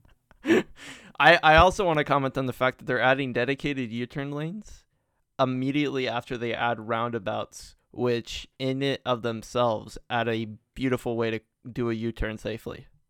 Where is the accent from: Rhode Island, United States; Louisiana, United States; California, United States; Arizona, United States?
California, United States; growing up in California